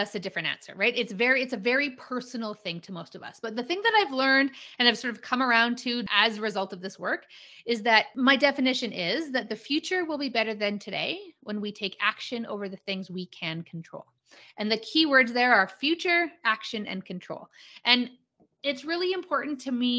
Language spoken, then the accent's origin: English; Calgary, Alberta, Canada; I am a born and raised Calgarian. Calgary, Alberta, Canada, for your international folks. And I live here now.